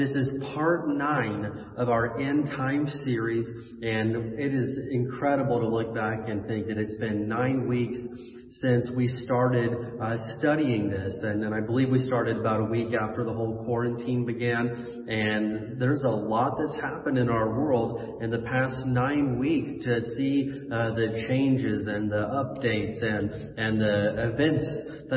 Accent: Indiana, United States; moved away; I remember as a kid growing up in the Midwest in Indiana, we would get actual snowstorms.

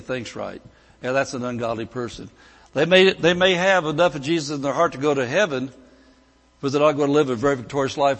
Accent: Indiana, United States; moved away as an adult; I could have stayed back in Indiana

